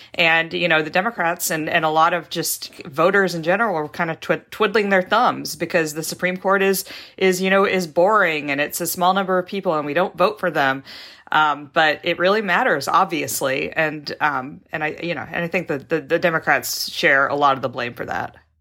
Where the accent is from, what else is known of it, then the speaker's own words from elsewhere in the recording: Texas, United States; also born or lived in Mississippi; now in Seattle, United States; mostly grew up in Texas and then moved out here